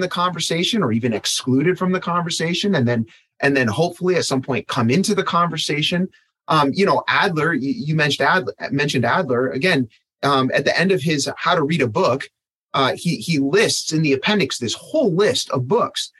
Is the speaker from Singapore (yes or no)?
no; Michigan, United States; I grew up in Michigan, so I had to take Michigan history as an elementary student.